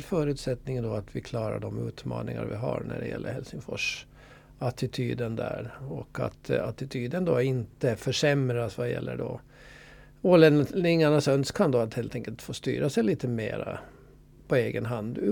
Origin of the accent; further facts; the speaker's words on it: Åland Islands; här hemma på Åland